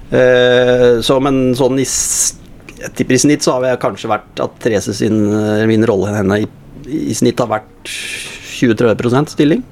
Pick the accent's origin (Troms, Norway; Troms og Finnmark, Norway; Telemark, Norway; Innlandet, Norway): Telemark, Norway; Skien; moved away as an adult; now in Oslo, Norway; Vokste opp på, på Gulset, da, og så spilte fotball i Gulset